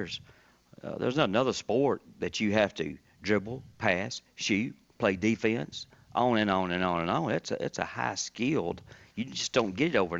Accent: Lebanon, Tennessee, United States; growing up in Lebanon

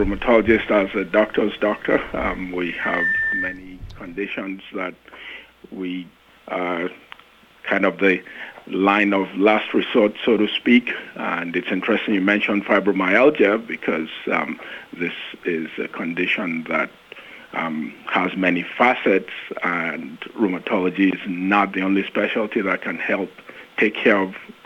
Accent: Nigeria; moved away as an adult; also born or lived in United Kingdom / Long Island, New York / Arizona / West Virginia; now in Nashville, United States; I am originally from Nigeria

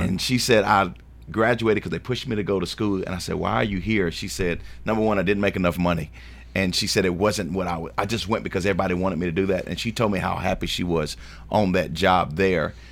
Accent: Shelbyville, Tennessee, United States; also born or lived in Davidson County, Tennessee; now in Rutherford County, United States; I grew up in Shelbyville, Tennessee

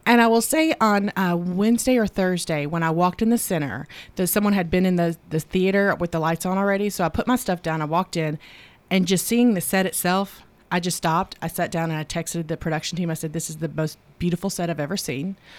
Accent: the South, United States; growing up in the South

